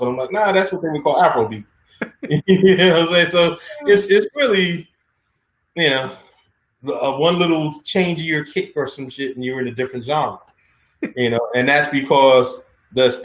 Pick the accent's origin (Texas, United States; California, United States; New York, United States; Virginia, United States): New York, United States; New York City; I grew up in Harlem